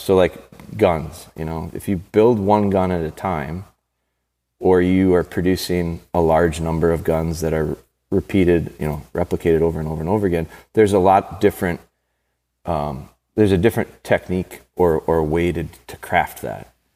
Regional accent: Green Bay, Wisconsin, United States; my hometown, Green Bay

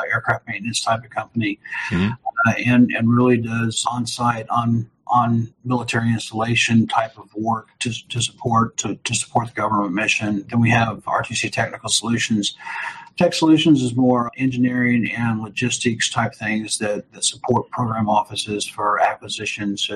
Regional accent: Chicago, Illinois, United States; now in Alabama, United States; I'm not originally from here, so I'm originally from Chicago

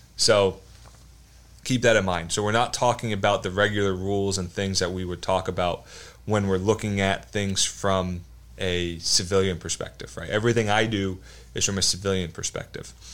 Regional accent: New Jersey, United States; moved away as an adult; also born or lived in North Carolina; I grew up in New Jersey. I grew up, uh, in South Jersey.

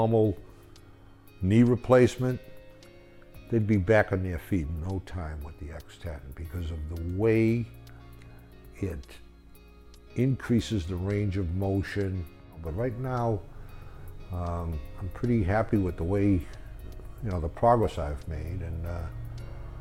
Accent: Boston, Massachusetts, United States; I'm from Boston.

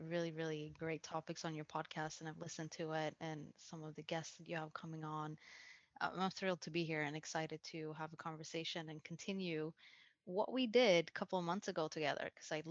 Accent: Sweden; moved away as an adult; now in United States; I was moving from Sweden. That's where I was born and raised.

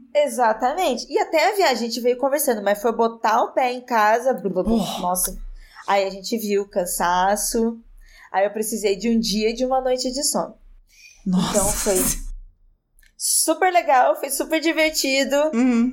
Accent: interior of São Paulo, Brazil; eu sou do interior de São Paulo e eu sou de uma região, uma região rural

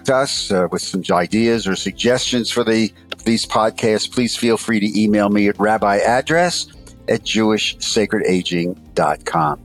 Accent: Philadelphia, Pennsylvania, United States; as a Philadelphian

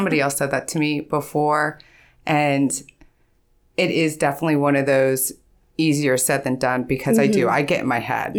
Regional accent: Ohio, United States; also born or lived in California, United States; But I grew up here in Ohio, so.

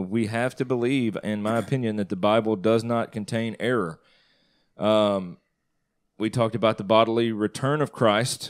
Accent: Northeast Mississippi, United States; I grew up in Northeast Mississippi

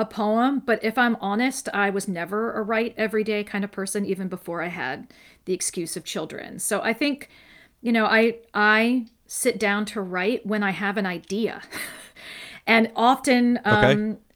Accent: Westerville, Ohio, United States; also born or lived in Columbus, Ohio / Bexley, Ohio; I live in Bexley, Ohio now, but I was born in Columbus and raised in Westerville

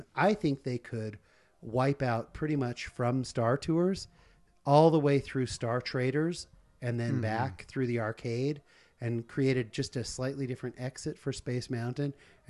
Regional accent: Northern California, United States; I grew up in Northern California.

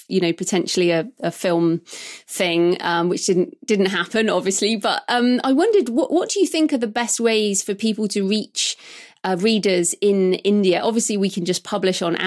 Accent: England, United Kingdom; as an English person

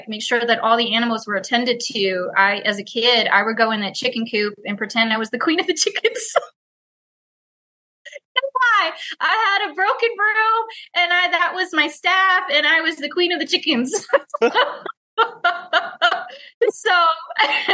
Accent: Houston, Texas, United States; I was born and raised in Houston

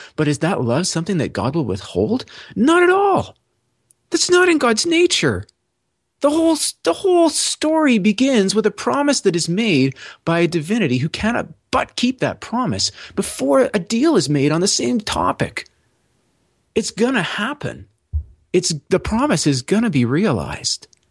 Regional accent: Toronto, Ontario, Canada; I was born in Tor-, in, in Toronto to two people who are Canadian citizens

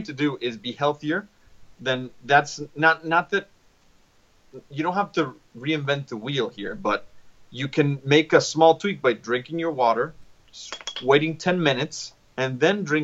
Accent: Mexico; I'm from Mexico.

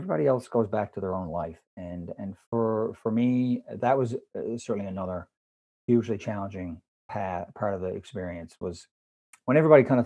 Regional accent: Canada; I am Canadian

